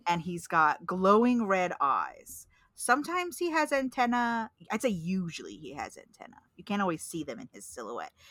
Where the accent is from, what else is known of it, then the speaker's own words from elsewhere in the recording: Pacific Northwest, United States; I'm from Sasquatch country.